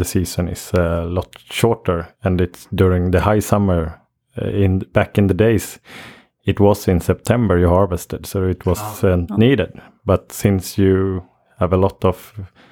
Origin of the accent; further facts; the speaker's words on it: Gothenburg, Västra Götaland, Sweden; moved away as an adult; also born or lived in Lerum / Oslo; now in Skaraborg, Sweden; I was born in Gothenburg and got put into foster care when I was a year old